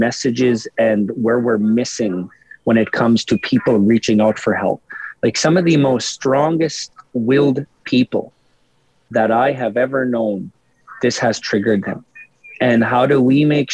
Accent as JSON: {"language": "English", "area": "Cowessess First Nation", "region": "Saskatchewan", "country": "Canada", "tie": "born or raised there", "said": "I grew up on Cowessess"}